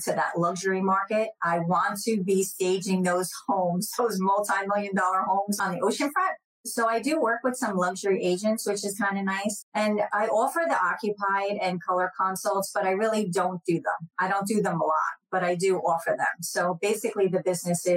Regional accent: New Jersey, United States; now in Jacksonville, United States; I grew up in New Jersey, so I was right outside of New York

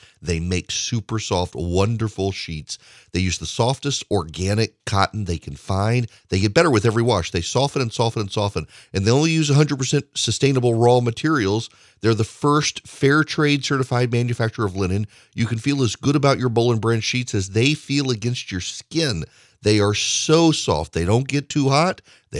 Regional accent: Dubai, United Arab Emirates; I grew up in the Middle East. I grew up in Dubai.

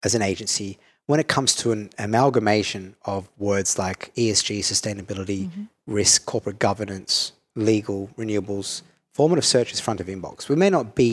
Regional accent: Perth, Western Australia, Australia; accent: Australian; now in Singapore; I'm Italian Australian from Perth, you know, and third generation Australian. Like, I have a very different upbringing coming to Singapore

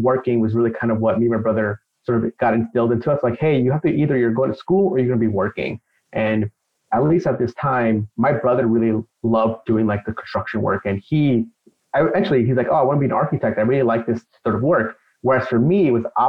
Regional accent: Long Island, New York, United States; also born or lived in Queens, New York; So I grew up here in Long Island. So I'm in New York now. But basically, we grew up in Queens. We were there for a few years. Then we moved out to Long Island

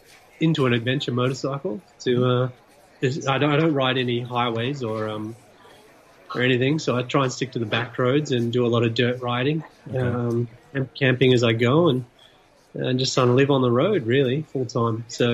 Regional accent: Australia; moved away as an adult; now in Revelstoke, Canada; I grew up in Australia.

